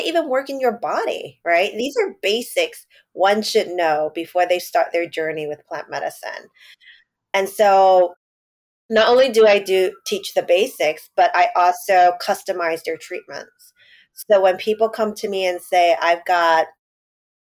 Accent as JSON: {"language": "English", "town": "New York City", "region": "New York", "country": "United States", "tie": "born or raised there", "said": "I grew up in Chinatown. And now I live in Lower East Side"}